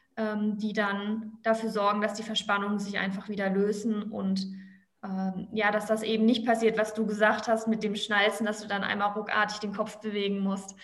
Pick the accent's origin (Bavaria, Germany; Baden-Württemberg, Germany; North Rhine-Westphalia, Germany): Baden-Württemberg, Germany; Black Forest; moved away as an adult; now in Cologne, Germany; ursprünglich komme ich aus dem Schwarzwald